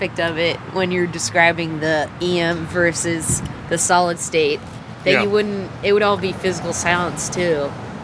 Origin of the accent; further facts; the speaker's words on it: the South, United States; as a Southerner